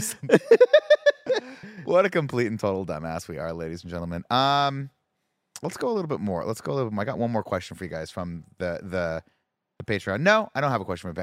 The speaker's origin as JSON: {"language": "English", "region": "California", "country": "United States", "said": "I'm a Californian"}